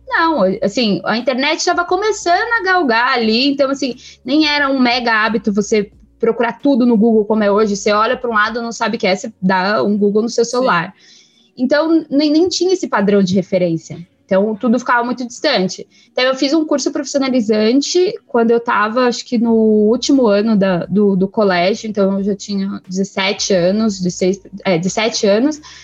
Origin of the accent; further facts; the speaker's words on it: São Paulo, Brazil; Eu vim da, da Zona Leste de São Paulo. Eu acredito que seja assim, o último bairro da Zona Leste, que é Itaim Paulista